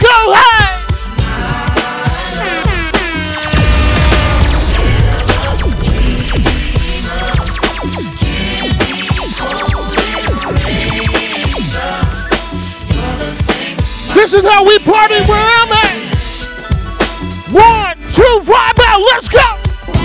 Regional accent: Montreal, Quebec, Canada; I'm from Montreal. Je viens de Montréal

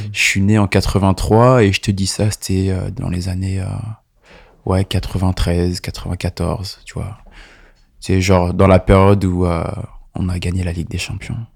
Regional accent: La Rochelle, Nouvelle-Aquitaine, France; moved away as an adult; also born or lived in Montreuil; now in Paris, France; Je suis né à La Rochelle, donc à quatre cent cinquante kilomètres d'ici. Et ça fait à peu près quinze ans que je suis sur Paname

